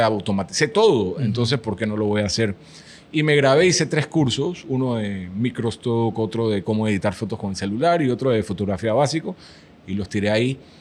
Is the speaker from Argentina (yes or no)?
no; Panama; puse una bandera de Panamá en la foto de perfil y dije, soy panameño.